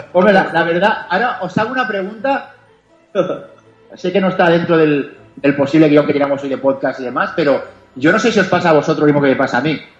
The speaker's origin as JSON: {"language": "Spanish", "country": "Spain", "said": "me considero el más español del mundo y me considero un tío que, que tiene la suerte de defender esos colores en mi deporte"}